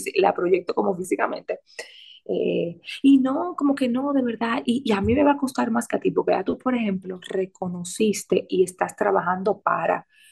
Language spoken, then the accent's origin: Spanish; Santo Domingo, Dominican Republic; moved away; como decimos en Santo Domingo